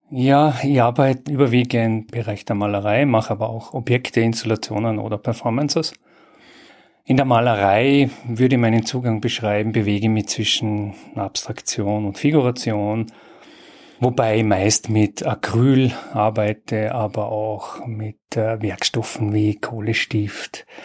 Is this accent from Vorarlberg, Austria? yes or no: yes; Bregenz, Vorarlberg, Austria; geboren und aufgewachsen in Bregenz.